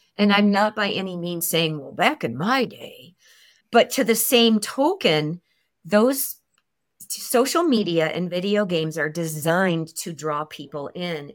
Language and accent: English; Chicago, Illinois, United States; also born or lived in California; now in Idaho Falls, United States; I'm from Chicago, so the snow is not a big deal here in Idaho for me.